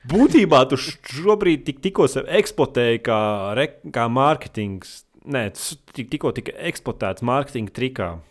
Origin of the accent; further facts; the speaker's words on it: Selonia, Latvia; Es no Latvijas kaut kāds no, nezinu, no. Es esmu no sēlijas.